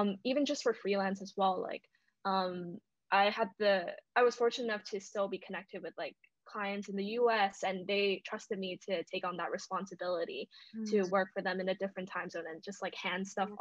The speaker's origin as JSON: {"language": "English", "country": "Hong Kong", "tie": "born or raised there", "also_born_or_lived": "Seattle, United States", "moved": "yes", "lives_now": "London, United Kingdom", "said": "I was born in Hong Kong, but I'm not like super good at Cantonese"}